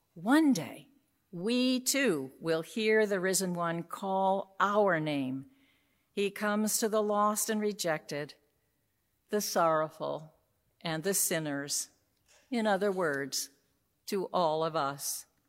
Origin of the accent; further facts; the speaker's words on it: New York City, New York, United States; I grew up in New York City